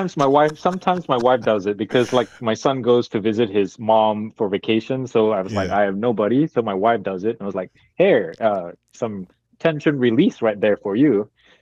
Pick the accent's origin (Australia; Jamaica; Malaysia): Malaysia; moved away as an adult; also born or lived in Abilene, Texas / Singapore; now in United States; coming from Malaysia, I speak four languages, and even though I grew up speaking English, when I try to talk, I translate it.